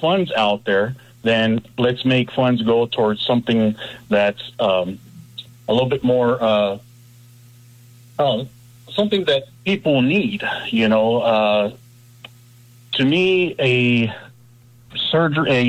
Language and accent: English; Los Angeles, California, United States; moved away as an adult; now in Columbia, United States; I am originally from Los Angeles, California